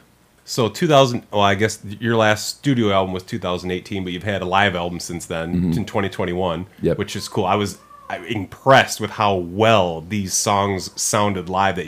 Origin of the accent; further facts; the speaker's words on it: Port Huron, Michigan, United States; I was born in Port Huron.